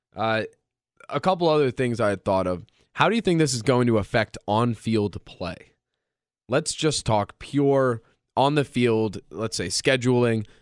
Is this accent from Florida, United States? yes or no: no; Philadelphia, Pennsylvania, United States; moved away